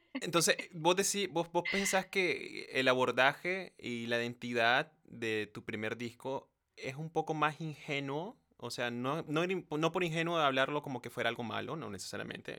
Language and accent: Spanish; Nicaragua; soy de Nicaragua